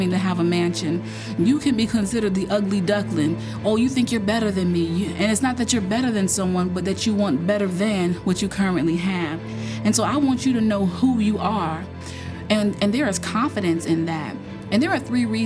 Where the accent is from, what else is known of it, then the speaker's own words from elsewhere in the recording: North Carolina, United States; I grew up in North Carolina, just a huge ACC town